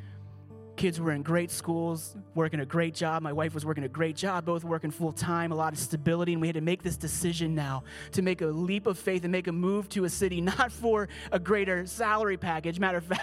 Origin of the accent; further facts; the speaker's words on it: Pittsburgh, Pennsylvania, United States; I grew up here. I'm from Pittsburgh.